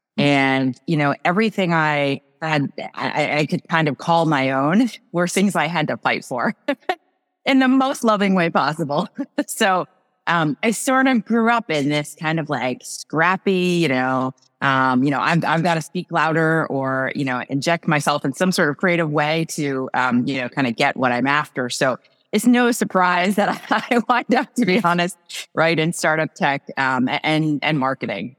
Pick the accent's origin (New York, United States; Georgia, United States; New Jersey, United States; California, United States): New Jersey, United States; moved away as an adult; now in Massachusetts, United States; I grew up in New Jersey, actually, the farmlands of New Jersey